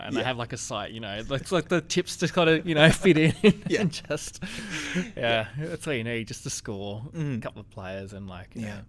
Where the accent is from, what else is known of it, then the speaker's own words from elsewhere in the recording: Blue Mountains, New South Wales, Australia; growing up in the Blue Mountains, the local team was Penrith.